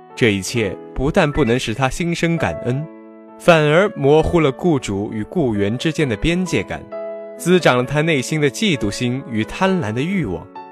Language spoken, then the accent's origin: Chinese; Huai'an, Jiangsu, China; moved away as an adult; now in Nanjing, China; 我在南京大学，距离我的家乡江苏淮安一百九十五公里